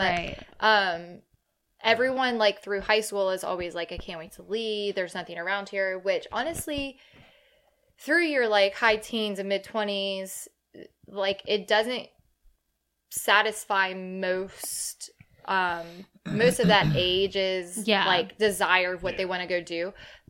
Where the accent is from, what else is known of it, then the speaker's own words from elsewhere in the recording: Rustburg, Virginia, United States; I grew up in Rustburg.